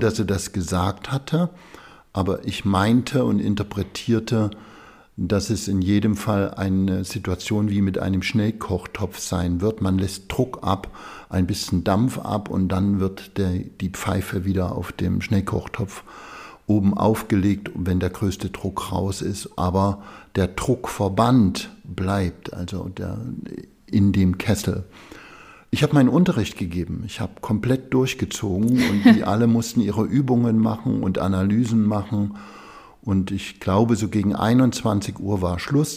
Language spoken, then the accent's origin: German; Gera, Thuringia, Germany; moved away as an adult; also born or lived in Zwickau, Saxony / Tübingen; Ich bin in Zwickau in Sachsen geboren, habe aber nie in Sachsen gelebt, sondern die größte Zeit meines Lebens in der DDR in Gera gelebt